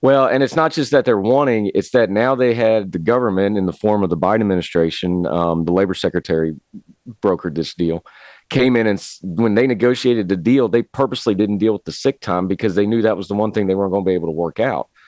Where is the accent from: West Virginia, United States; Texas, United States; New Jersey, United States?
West Virginia, United States; I'm from West Virginia. We got coal trains